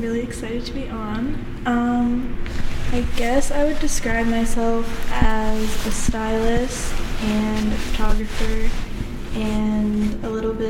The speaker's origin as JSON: {"language": "English", "region": "Maine", "country": "United States", "tie": "born or raised there", "moved": "as an adult", "lives_now": "New York, United States", "said": "I grew up in Maine and there's honestly not a lot creatively going on."}